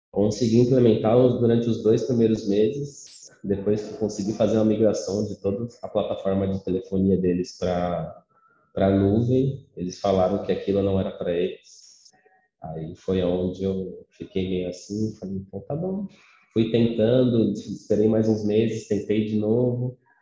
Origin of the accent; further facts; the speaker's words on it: São Paulo, Brazil; sou natural de São Paulo